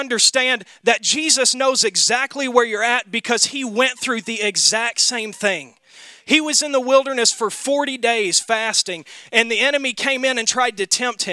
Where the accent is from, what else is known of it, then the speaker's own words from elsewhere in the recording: Mississippi, United States; now in Wisconsin, United States; Growing up in Mississippi